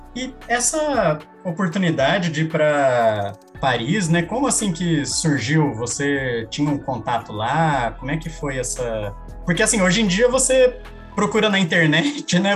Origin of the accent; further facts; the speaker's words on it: Paraná, Brazil; moved away; also born or lived in Rio de Janeiro; sou do Paraná, Rio de Janeiro está a 1.200 quilômetros da cidade que eu cresci